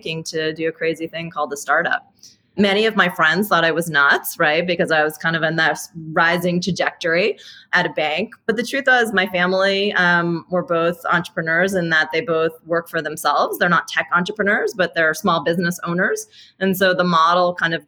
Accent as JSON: {"language": "English", "town": "New York City", "region": "New York", "country": "United States", "tie": "born or raised there", "said": "I'm actually born and raised in New York City"}